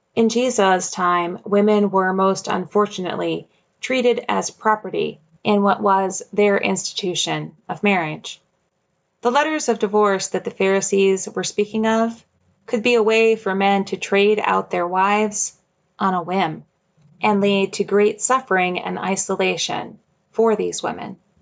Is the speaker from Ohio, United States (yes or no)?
no; Jamestown, New York, United States; moved away; my hometown